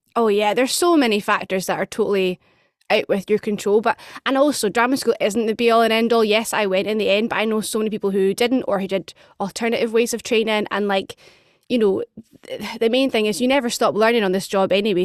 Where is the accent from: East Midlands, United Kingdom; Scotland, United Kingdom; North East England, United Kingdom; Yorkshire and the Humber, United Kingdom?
Scotland, United Kingdom; Edinburgh; moved away as an adult; also born or lived in London; now in Glasgow, United Kingdom; I'm from Edinburgh. I now live in Glasgow.